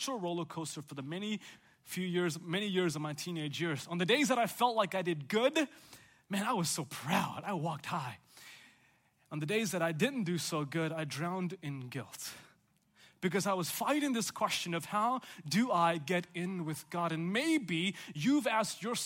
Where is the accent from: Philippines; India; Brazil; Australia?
India; South India; also born or lived in Chicago, Illinois / Oklahoma; now in Chattanooga, United States; I grew up in South India